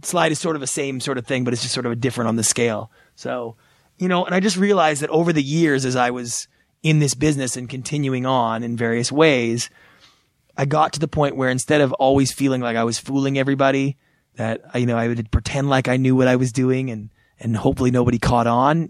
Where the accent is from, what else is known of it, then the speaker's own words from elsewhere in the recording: Canada; moved away as an adult; now in Los Angeles, United States; flying back to Canada I arrive in my hometown